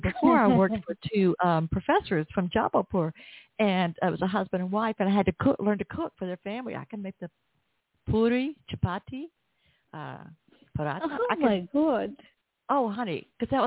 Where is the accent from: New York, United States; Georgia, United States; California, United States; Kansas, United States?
Georgia, United States; Atlanta; accent: Southern; Atlanta, Georgia, my hometown